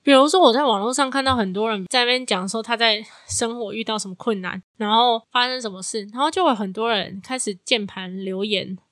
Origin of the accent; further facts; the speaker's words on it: Taiwan; 我身为这个国家的人，我身为一个台湾人